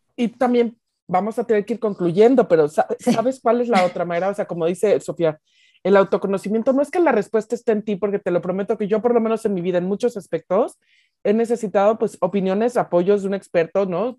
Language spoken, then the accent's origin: Spanish; Mexico; also born or lived in United States; Yo que he vivido mucho tiempo en Estados Unidos, digo muchísimo más en México y soy mexicana